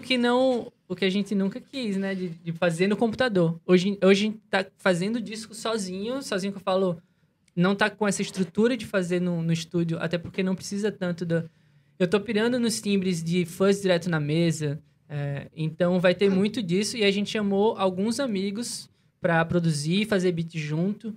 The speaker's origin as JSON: {"language": "Portuguese", "town": "Natal", "region": "Rio Grande do Norte", "country": "Brazil", "said": "A gente é de Natal"}